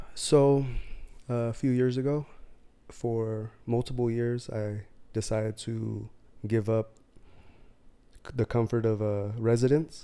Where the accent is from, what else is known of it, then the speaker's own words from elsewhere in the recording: near San Diego, California, United States; I was raised in California, near San Diego